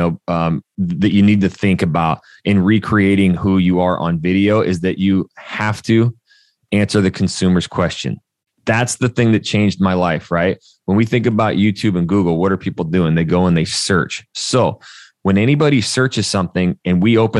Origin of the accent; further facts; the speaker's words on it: North Idaho, United States; moved away as an adult; also born or lived in Portland, Oregon / Arizona / Texas; I'm a redneck from North Idaho